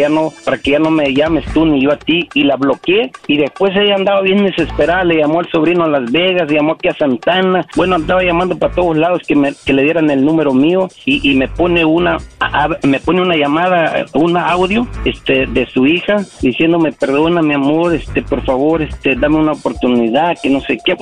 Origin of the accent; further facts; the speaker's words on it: Guerrero, Mexico; now in United States; en mi pueblo, porque ella estaba allá en Guerrero y yo también